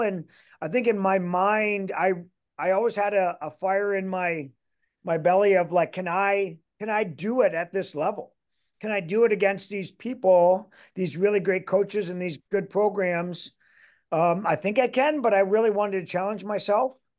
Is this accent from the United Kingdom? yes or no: no; Canada; moved away as an adult; also born or lived in Michigan; now in Iowa, United States; I am Canadian